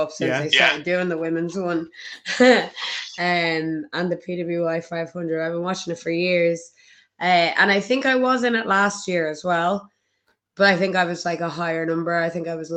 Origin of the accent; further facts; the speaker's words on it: Ireland; I'm from Ireland